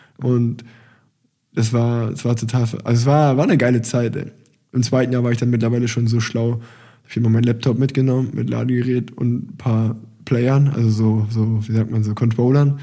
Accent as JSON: {"language": "German", "country": "Germany", "said": "als Deutscher"}